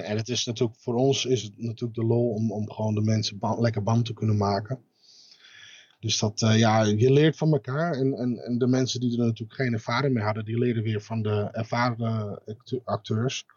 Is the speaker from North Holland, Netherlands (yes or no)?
yes; Amsterdam, North Holland, Netherlands; moved away as an adult; now in Zaandam, Netherlands; geboren in Amsterdam, woon sinds tweeduizend zes in Zaandam.